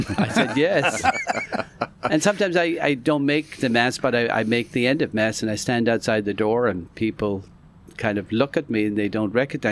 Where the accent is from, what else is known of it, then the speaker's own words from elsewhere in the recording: Ireland; also born or lived in New York, United States / Miami, United States; now in Orlando, United States; I was born and raised in Ireland, came to the United States, ended up in Florida.